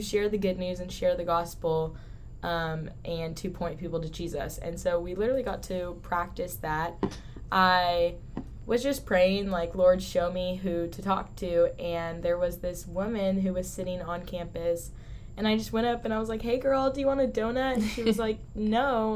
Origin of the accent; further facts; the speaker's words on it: San Diego, California, United States; moved away as an adult; also born or lived in Newport Beach, California; now in Texas, United States; I was born in San Diego, California but moved to Newport Beach when I was in sixth grade